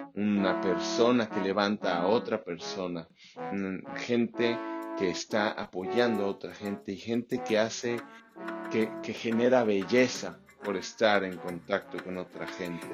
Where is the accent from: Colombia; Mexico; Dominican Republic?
Mexico; Mexico City; moved away as an adult; also born or lived in Baja California; now in Australia; yo crecí en la Ciudad de México, me fui en cuanto pude